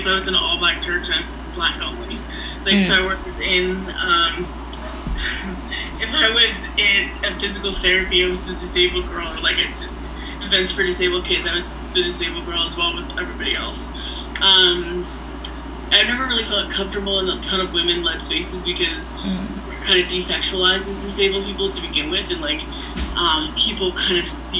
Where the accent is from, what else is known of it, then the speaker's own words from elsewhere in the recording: Philadelphia suburbs, Pennsylvania, United States; I grew up in the Philly suburbs